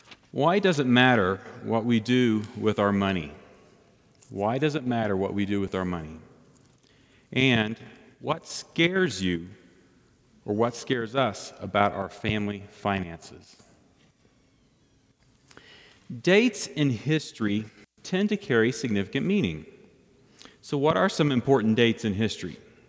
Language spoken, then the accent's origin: English; Belgium; And because of my fluency in French from growing up in Belgium, I passed the first of two phases of testing.